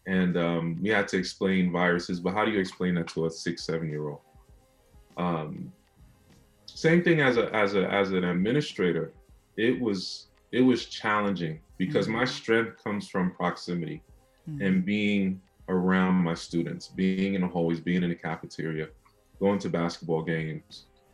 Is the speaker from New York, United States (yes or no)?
yes; New York City, New York, United States; I was born and raised in Brownsville, Brooklyn